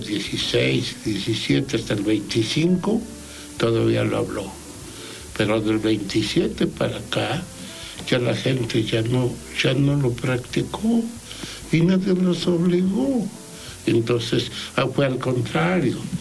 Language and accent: Spanish; Tulancingo, Oaxaca, Mexico; first language Ixcatec; moved away as an adult; Tulancingo, que es mi pueblo